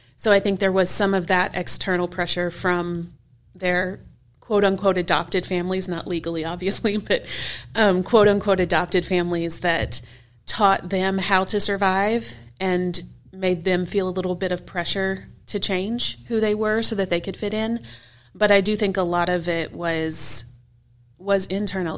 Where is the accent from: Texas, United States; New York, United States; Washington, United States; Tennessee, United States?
Texas, United States; Houston; moved away as an adult; now in Memphis, United States; I grew up in Houston, Texas, kind of on the south side of town